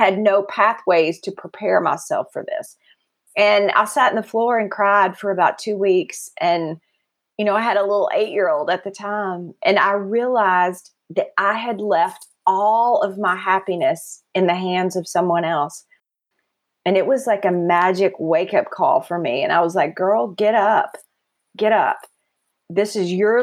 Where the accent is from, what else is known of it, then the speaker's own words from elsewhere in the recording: West Texas, United States; As a kid, I lived in West Texas